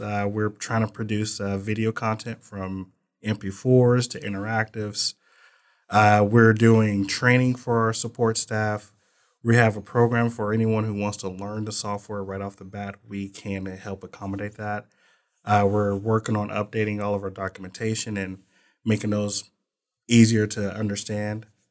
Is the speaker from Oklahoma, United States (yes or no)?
yes; Muskogee, Oklahoma, United States; moved away as an adult; now in Texas, United States; I'm from Muskogee, Oklahoma